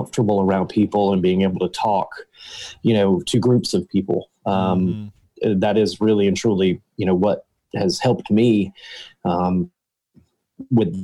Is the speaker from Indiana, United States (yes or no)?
no; Harlem, Georgia, United States; also born or lived in Statesboro, Georgia; I was born and raised in Harlem